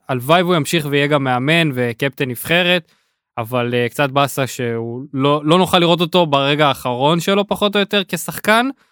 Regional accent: Israel; אנחנו ישראלים

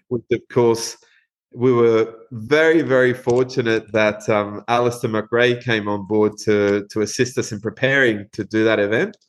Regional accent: Uruguay; moved away as an adult; now in Western Australia, Australia; grown up in Uruguay, uh, we we grew up watching rallying in Uruguay

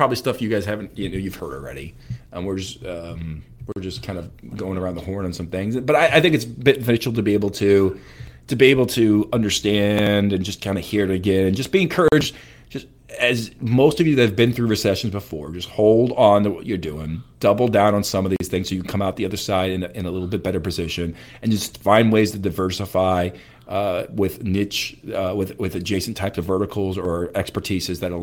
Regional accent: St. Louis, Missouri, United States; St. Louis, Missouri, in my hometown

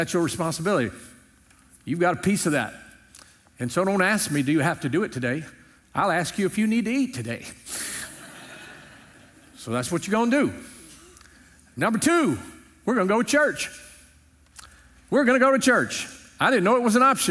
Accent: Louisiana, United States; When I was growing up in Louisiana, amen. I grew up on a small farm

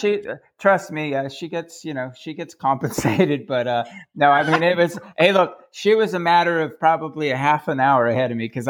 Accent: Elk Grove, California, United States; also born or lived in Sacramento; now in Melbourne, Australia; Well, I was born in Sacramento, but raised in Elk Grove, Go Thundering Herd, a suburb south of Sacramento. My parents are both predominantly Mexican. My father does have Apache Indian and some French in him.

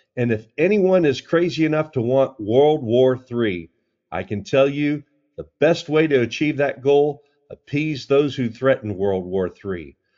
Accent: United States; I've enjoyed growing up in America

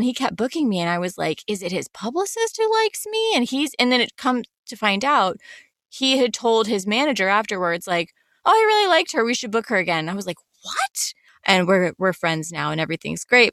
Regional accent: the Carolinas, the South, United States; moved away; I grew up in the South, I grew up in the Carolinas.

